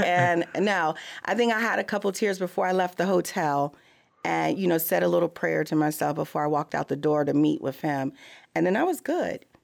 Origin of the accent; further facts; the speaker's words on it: Missouri, United States; I'm from Missouri